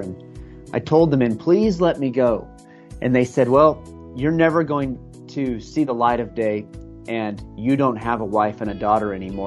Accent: United States; moved away as an adult; also born or lived in Iraq; I came here from America

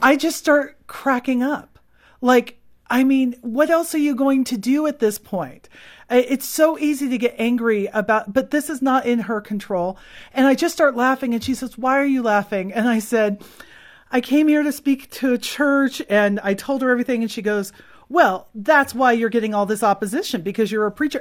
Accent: California, United States; I'm from California

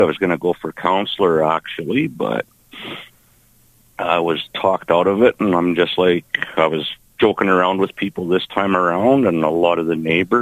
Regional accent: Moose Jaw, Saskatchewan, Canada; 16th Avenue has been a thing since I was a kid, of course, growing up on South Hill

